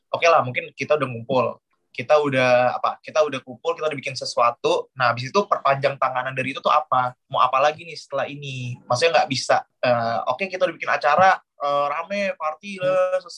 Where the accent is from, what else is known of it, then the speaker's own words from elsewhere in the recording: Jakarta, Indonesia; now in Yogyakarta, Indonesia; di Jakarta itu, aku aku dari Jakarta setia di Jakarta emang kita beberapa kali sering bikin acara dengan konsep serupa seperti Terror Weekend. Akhirnya kita pindah ke Jogja